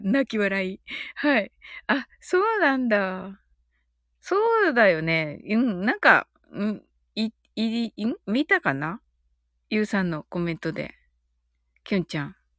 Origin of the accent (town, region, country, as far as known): Kyushu, Japan